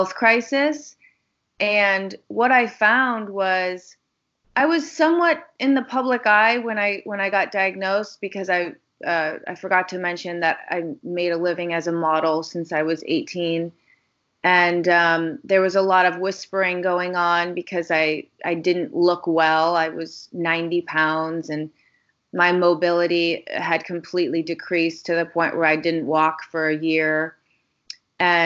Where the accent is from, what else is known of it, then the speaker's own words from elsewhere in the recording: Chicago, Illinois, United States; I grew up in Chicago, Illinois